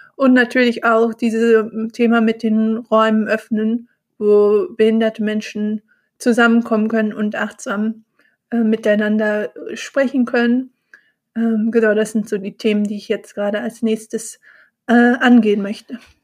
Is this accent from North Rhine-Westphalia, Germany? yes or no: yes; Bonn, North Rhine-Westphalia, Germany; now in Cologne, Germany; Bonn auch meine Heimat, wo ich geboren bin und auch aufgewachsen bin